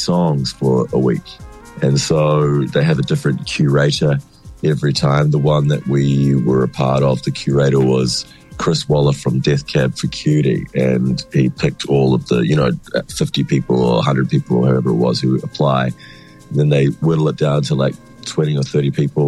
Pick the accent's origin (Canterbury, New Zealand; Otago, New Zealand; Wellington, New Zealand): Wellington, New Zealand; moved away as an adult; now in Melbourne, Australia; I grew up in Wellington. I went to Melbourne when I was 20